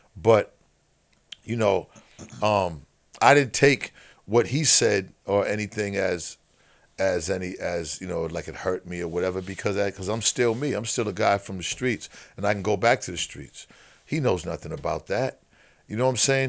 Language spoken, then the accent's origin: English; Boston, Massachusetts, United States; growing up in Boston